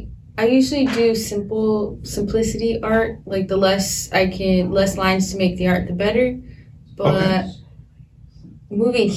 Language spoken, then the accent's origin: English; California, United States; I'm from California.